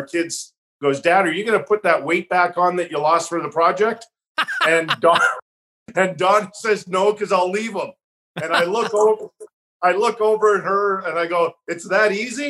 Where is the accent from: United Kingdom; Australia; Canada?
Canada; Calgary, Alberta; moved away; first team I went to were the Calgary Flames, my hometown